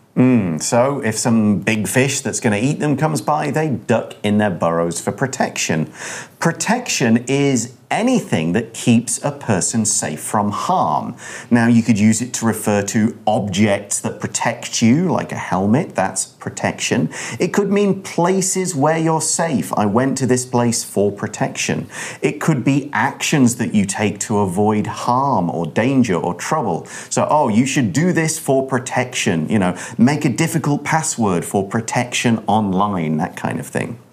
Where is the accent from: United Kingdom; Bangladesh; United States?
United Kingdom; I come from the UK.